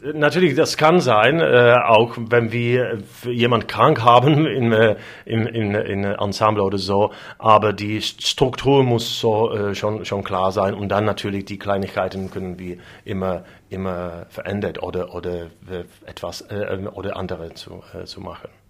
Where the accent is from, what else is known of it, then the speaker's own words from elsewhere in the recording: Moravia, Czechia; German is a second language; ich komme vom, vom, ähm, aus Mähren